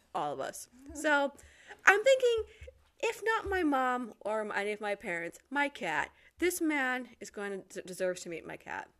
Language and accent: English; Detroit, Michigan, United States; moved away as an adult; now in Poland; I am originally from the Detroit area, and I've got a YouTube channel, …